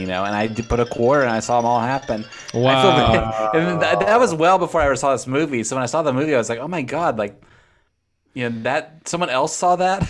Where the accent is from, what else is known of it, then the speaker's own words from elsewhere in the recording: Texas, United States; when I was a kid growing up in Texas